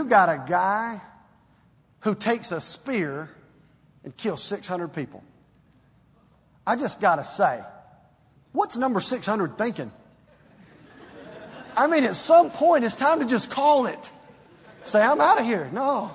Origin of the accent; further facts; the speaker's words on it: Stone Mountain, Georgia, United States; growing up in Stone Mountain, Georgia